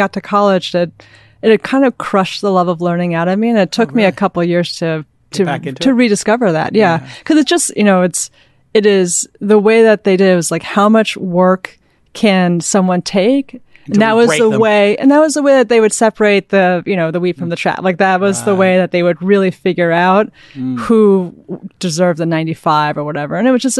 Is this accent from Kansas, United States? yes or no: no; Manhattan, New York, United States; I'm a Manhattan kid.